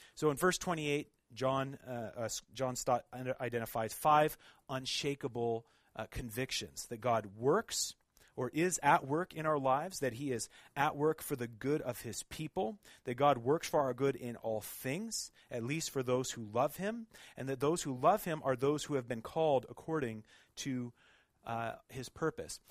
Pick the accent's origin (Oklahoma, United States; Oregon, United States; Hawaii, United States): Oregon, United States; moved away as an adult; now in Montreal, Canada; I'm actually from Oregon